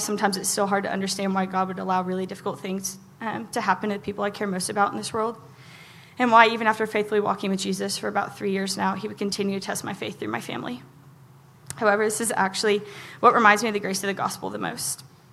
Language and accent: English; Oklahoma, United States; I grew up in Ebbin, Oklahoma.